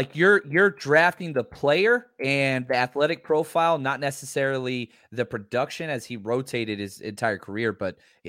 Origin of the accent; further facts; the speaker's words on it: Dallas, Texas, United States; growing up in Dallas, we used to always go watch the band play in the Cotton Bowl